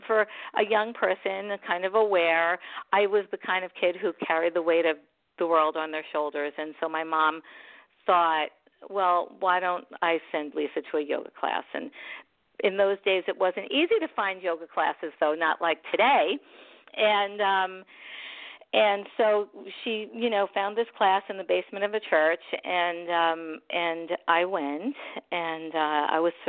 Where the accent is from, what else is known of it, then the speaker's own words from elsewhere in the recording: New York City, New York, United States; also born or lived in Long Island; I grew up in Brooklyn, and my dad would used to build our furniture